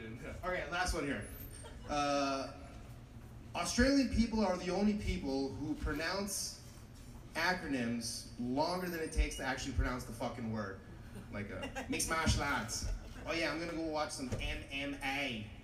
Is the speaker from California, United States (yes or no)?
yes; Los Angeles, California, United States; I'm from Los Angeles.